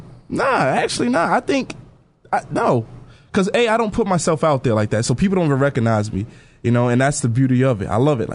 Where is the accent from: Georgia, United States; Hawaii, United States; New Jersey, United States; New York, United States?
New York, United States; New York City; I grew up in New York City my whole life.